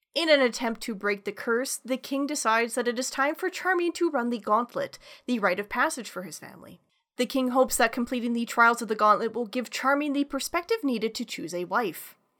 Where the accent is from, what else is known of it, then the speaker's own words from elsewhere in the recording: Canada; a Canadian